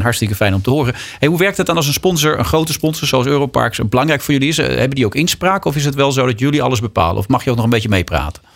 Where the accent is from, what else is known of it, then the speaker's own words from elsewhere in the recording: Netherlands; zeg ik nu ook een beetje als Nederlander